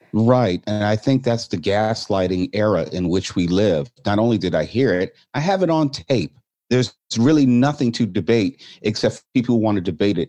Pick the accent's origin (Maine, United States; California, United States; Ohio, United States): California, United States; Torrance; growing up in the Torrance School District was one of the first African American males in the school district